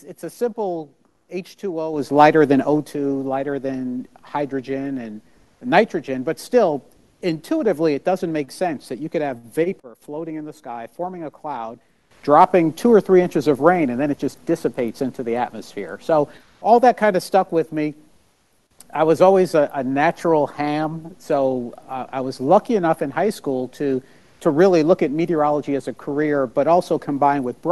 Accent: outside of New York City, United States; now in Mobile, United States; I grew up outside of New York City

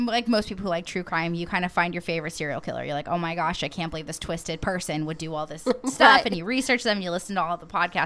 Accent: Portland, Oregon, United States; moved away; also born or lived in Gouverneur, New York / Texas border with Mexico; I grew up in Portland.

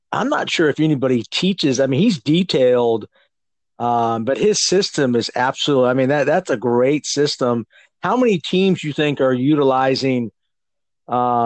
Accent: San Jose, California, United States; now in Georgia, United States; I grew up in San Jose

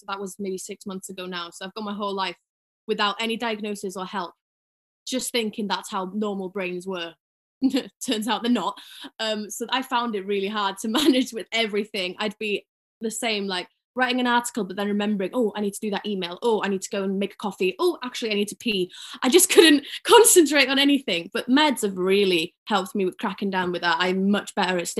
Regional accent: Ffestiniog, Wales, United Kingdom; now in London, United Kingdom; I'm from Ffestiniog in North Wales. Unfortunately, but now I live in London.

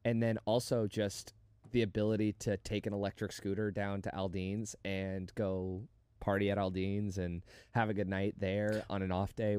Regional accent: Las Vegas, Nevada, United States; I want to say Vegas, but it wasn't Vegas, and that was my hometown where I had all my friends.

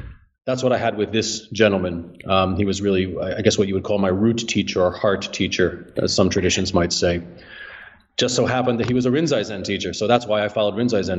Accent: New Jersey, United States; New Jersey.

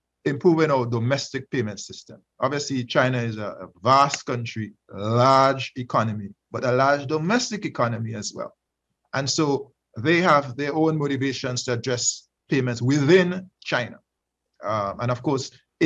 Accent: Grenada; my home country, Grenada, the country of my birth

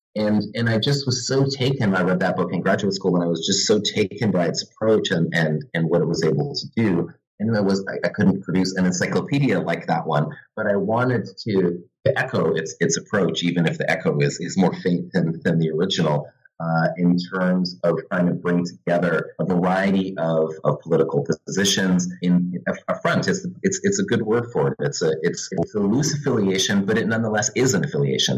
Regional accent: Vancouver, British Columbia, Canada; also born or lived in Santa Barbara, California; now in Halifax, Canada; I'm originally from Vancouver, but now uh, I teach in the history department at St. Mary's University uh, in Halifax

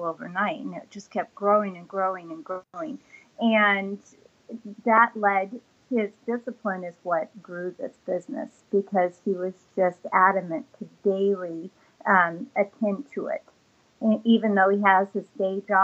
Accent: Alaska, United States; I grew up in Alaska

